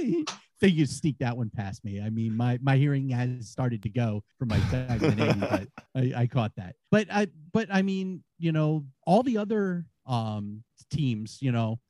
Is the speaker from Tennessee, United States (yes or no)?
no; Rhode Island, United States; I'm from Rhode Island.